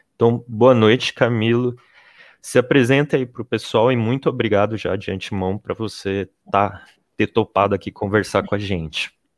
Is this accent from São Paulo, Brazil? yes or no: yes; São José dos Campos, São Paulo, Brazil; a gente é do Vale do Paraíba, a gente é de São José dos Campos